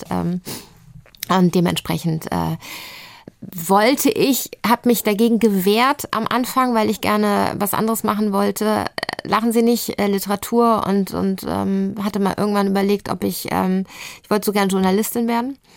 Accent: Lübeck, Schleswig-Holstein, Germany; also bin ich in Lübeck groß geworden, bin aufs Gymnasium gegangen, bin so richtig lübsch äh, mit, mit Plattdütsch irgendwie in der Schule lernen und so

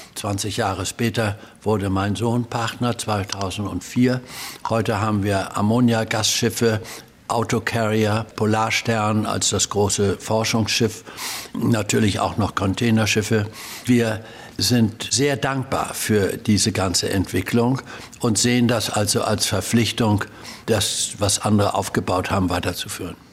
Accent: Hamburg, Germany; Also ich bin in Hamburg geboren und zwar Hausgeburt

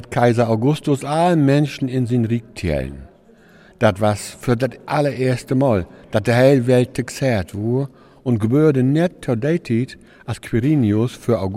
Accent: Rhineland, Germany; Denn ich komme ja aus Rheinland und daher wir eben uns Rheinländer platt.

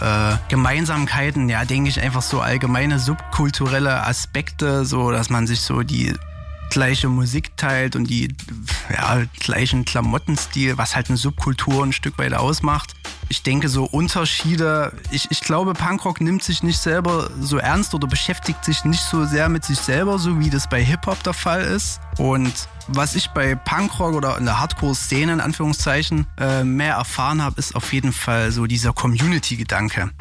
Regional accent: Zwickau, Saxony, Germany; moved away as an adult; now in Leipzig, Germany; Ich komme eigentlich aus Zwickau und bin vor zehn Jahren nach Leipzig gezogen.

